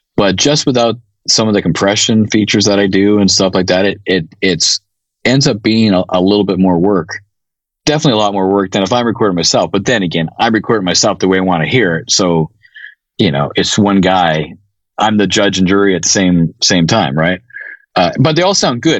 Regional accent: Canada; I'm Canadian

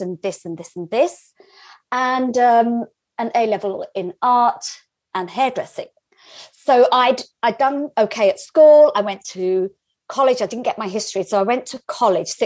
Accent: London, United Kingdom; I grew up in North London

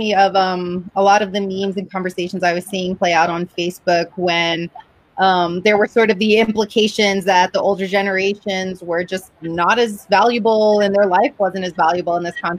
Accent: Houston, Texas, United States; I was born and raised in Houston. I'm a diehard.

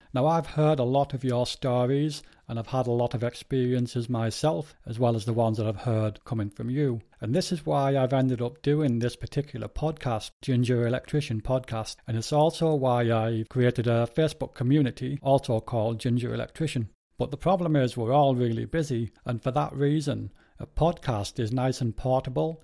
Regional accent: Spennymoor, North East England, United Kingdom; moved away as an adult; also born or lived in Darlington; now in Leeds, United Kingdom; I was born in Darlington, and I lived most of my life in Spennymoor, a little place in between Durham and Darlington.

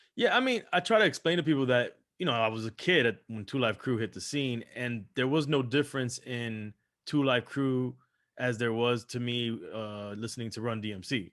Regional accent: Miami, Florida, United States; also born or lived in Los Angeles, California; grew up here in Miami, Florida, so, so I grew up in Miami

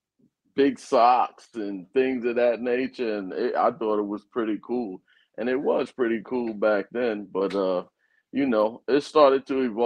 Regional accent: Jersey City, New Jersey, United States; also born or lived in Georgia; I'm originally from New Jersey, Jersey City, New Jersey, to be exact. Inner city kid

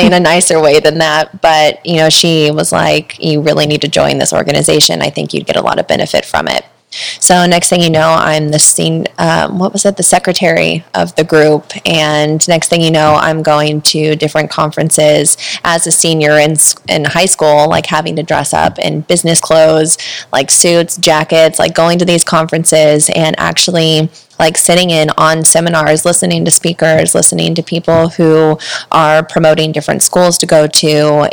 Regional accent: Missouri, United States; moved away as an adult; now in San Diego, United States; I'm originally from Missouri. And so I moved out to San Diego not shortly after graduating high school

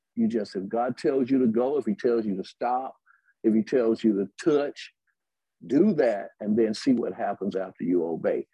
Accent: Birmingham, Alabama, United States; also born or lived in Tuscaloosa, Alabama

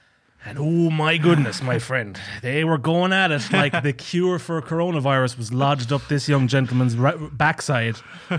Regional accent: County Kerry, Ireland; And the owner of the hostel knew I was from Ireland, and he knew I was from a part of Ireland called Kerry.

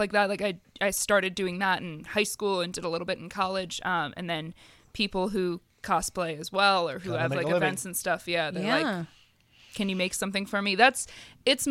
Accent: Baltimore, Maryland, United States; I'm from Baltimore

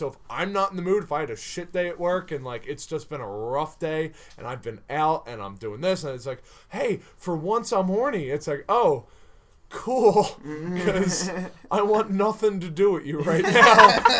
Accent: Ireland; it's weird that I joke that I'm the most evolved because I'm Irish

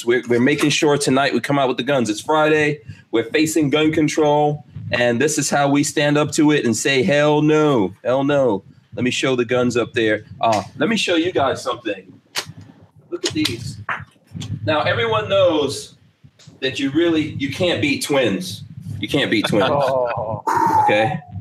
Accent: Georgetown, Guyana; also born or lived in New Jersey / New York; now in Florida, United States; I live in Florida. I was born in Georgetown, Guyana.

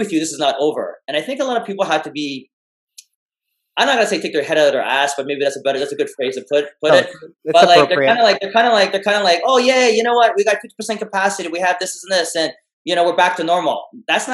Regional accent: Canada; I was born in Canada

